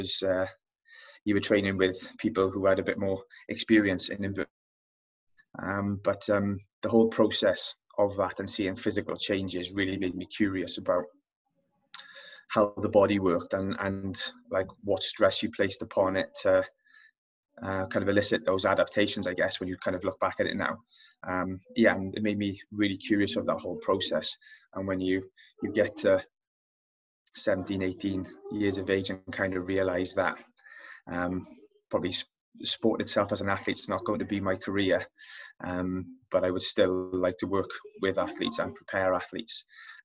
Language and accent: English; Wales, United Kingdom; accent: Welsh; as you can probably tell by my accent, I'm Welsh